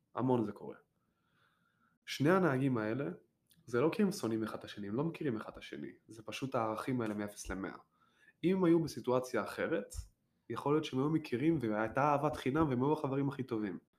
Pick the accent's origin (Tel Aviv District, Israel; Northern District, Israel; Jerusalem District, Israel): Tel Aviv District, Israel; Tel Aviv; also born or lived in Petah Tikva; now in New York, United States; אני גדלתי בשכונה מאוד חילונית במרכז תל אביב